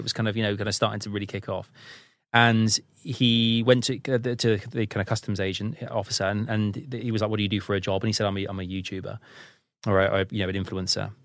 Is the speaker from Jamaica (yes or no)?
no; United Kingdom; being British